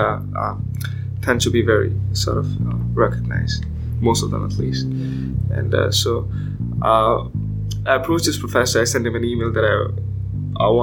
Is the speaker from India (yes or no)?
yes; India; moved away as an adult; now in Alabama, United States; I'm from India, and I'm here in Alabama